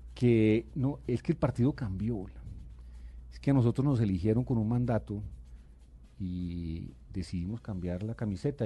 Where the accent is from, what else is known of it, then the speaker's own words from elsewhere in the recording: Bogotá, Colombia; yo nací en Bogotá y, y yo aspiro a morir en esta ciudad que es la mía